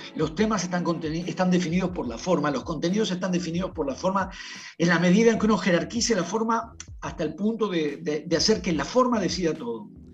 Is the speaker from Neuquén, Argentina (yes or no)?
no; Buenos Aires, Argentina; yo soy de Buenos Aires